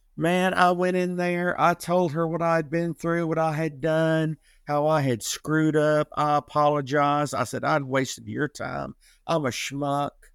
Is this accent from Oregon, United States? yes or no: no; Atlanta, Georgia, United States; I'm originally from Atlanta, Georgia